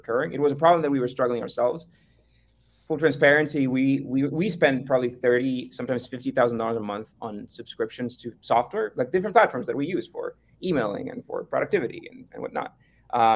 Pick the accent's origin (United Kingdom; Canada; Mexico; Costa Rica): Costa Rica; we're from Costa Rica